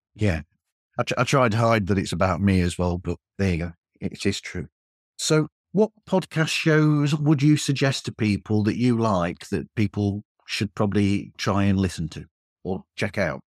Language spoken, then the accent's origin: English; England, United Kingdom; I'm English